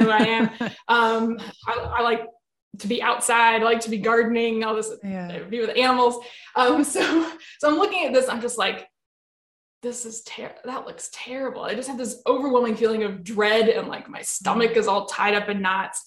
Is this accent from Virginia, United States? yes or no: yes; Virginia, United States; I found this one job that was in my home state of Virginia, where I was living at the time